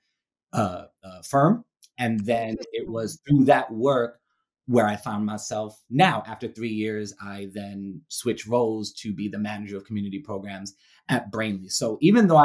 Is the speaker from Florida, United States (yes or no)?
no; New York City, New York, United States; moved away as an adult; now in Ohio, United States; I currently reside in Ohio, but I'm a born and raised Brooklynite. I grew up in Brooklyn, New York